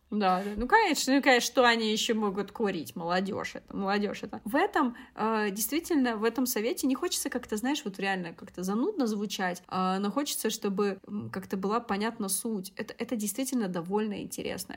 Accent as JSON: {"language": "Russian", "region": "Siberia", "country": "Russia", "tie": "born or raised there", "moved": "yes", "lives_now": "Moscow, Russia", "said": "я выросла в Сибири"}